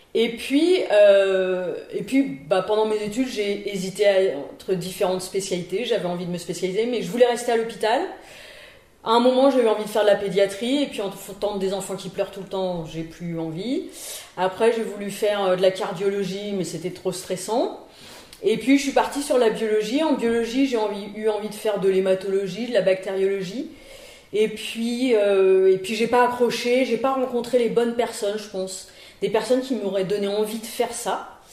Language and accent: French; Paris region, Île-de-France, France; moved away as an adult; now in Lille, France; je suis lilloise d'adoption, puisque euh, je suis originaire de la région parisienne. Je suis arrivée à Lille en 1995 pour faire mon internat